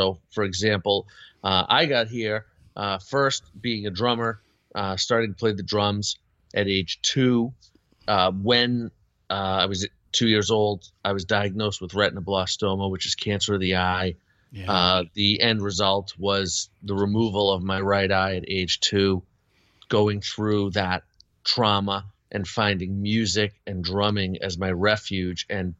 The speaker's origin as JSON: {"language": "English", "town": "Boston", "region": "Massachusetts", "country": "United States", "tie": "born or raised there", "said": "I grew up in the Boston area, and Gene was local, of course, to the area"}